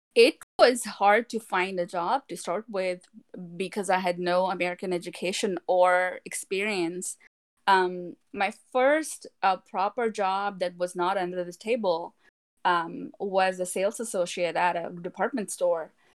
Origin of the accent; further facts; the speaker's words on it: India; now in Texas, United States; us Indians